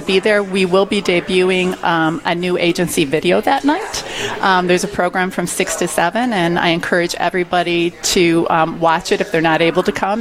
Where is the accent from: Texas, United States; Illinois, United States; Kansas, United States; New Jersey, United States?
Illinois, United States; Chicago; moved away as an adult; now in Minnesota, United States; I'm from the Chicago area